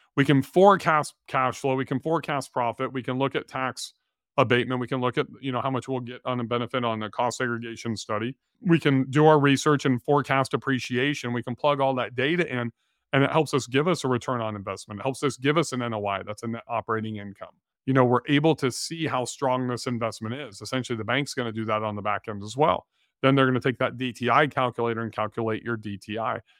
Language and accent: English; California, United States; moved away; we grew up in California